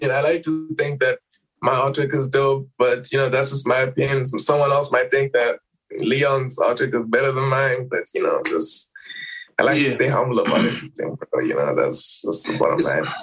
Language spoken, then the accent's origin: English; Harare, Zimbabwe; I'm from Zim. I'm, I'm from Zim first of all.